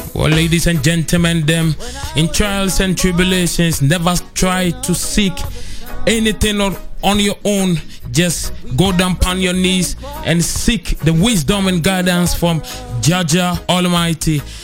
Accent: Ghana; I come from Ghana

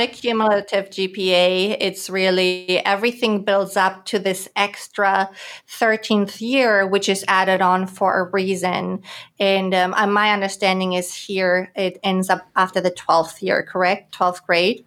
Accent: Germany; moved away as an adult; also born or lived in Greater Washington, D.C. area; now in San Diego, United States; I was born and raised in Germany

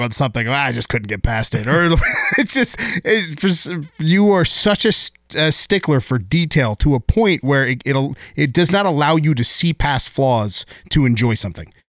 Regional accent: San Diego, California, United States; I grew up in San Diego

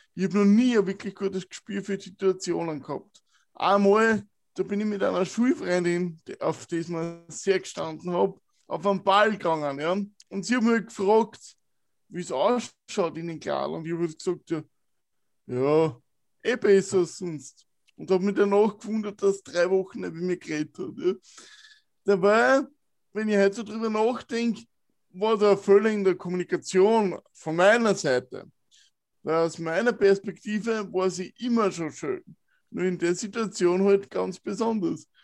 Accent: Wiener Neustadt, Lower Austria, Austria; Ich bin in der Waldschule in Wiener Neustadt aufgewachsen

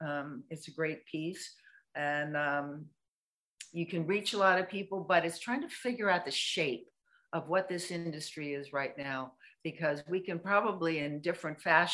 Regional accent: England, United Kingdom; because I'm English, so I didn't have a round pen

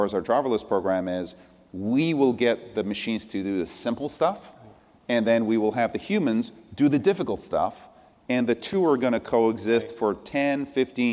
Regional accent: Irvington, New York, United States; born or raised there; also born or lived in Iran / France / Tarrytown, New York

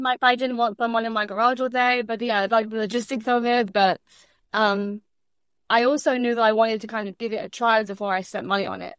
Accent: London, United Kingdom; moved away as an adult; also born or lived in Orlando, Florida / Michigan / Chicago / Kansas; now in Sarasota, United States; originally born and raised in England, London, England

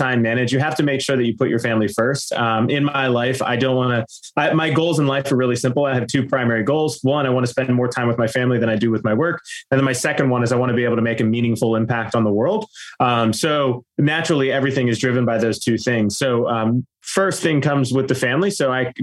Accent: Pittsburgh, Pennsylvania, United States; now in Orlando, United States; I'm originally from Pittsburgh, Pennsylvania. I now live in Orlando, Florida

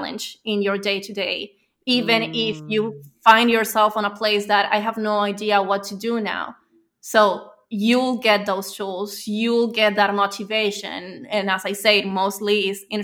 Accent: Venezuela; now in Spain; So I'm from Venezuela. I live in Spain

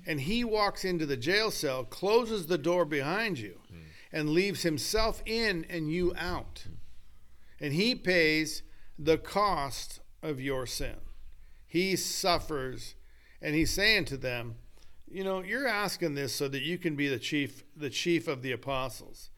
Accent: United States; also born or lived in Oroville; I am an American

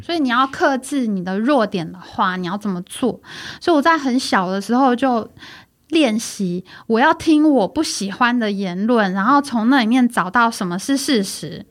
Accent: Taiwan; OK，我是台湾人嗯，我不是中国人

